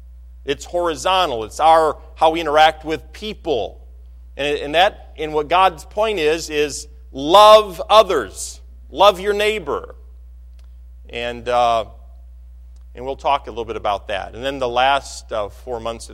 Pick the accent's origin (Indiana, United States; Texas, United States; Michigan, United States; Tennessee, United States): Michigan, United States; I'm from Michigan